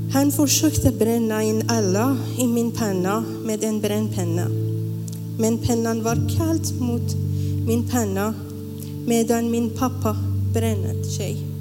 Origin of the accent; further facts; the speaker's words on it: Iran; moved away as an adult; now in Sweden; Jag älskar mitt hemland. Jag saknar Iran.